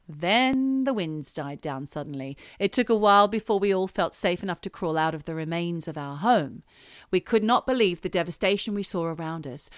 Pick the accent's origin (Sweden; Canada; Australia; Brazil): Australia; now in United Kingdom; I'm Australian